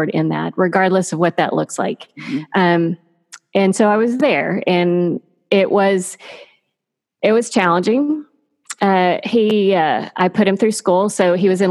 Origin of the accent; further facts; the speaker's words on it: Texas, United States; moved away as an adult; I grew up in Texas